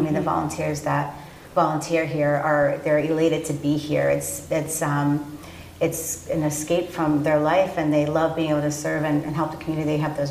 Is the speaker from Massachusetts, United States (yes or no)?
yes; Holliston, Massachusetts, United States; moved away as an adult; now in Milford, United States; I'm not a resident of Franklin, but I'm a resident of Milford. Been there for 14 years, but I grew up in Holliston.